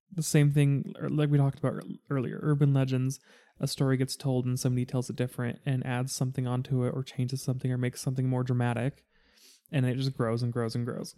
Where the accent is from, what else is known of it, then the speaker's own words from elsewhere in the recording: United States; me being an American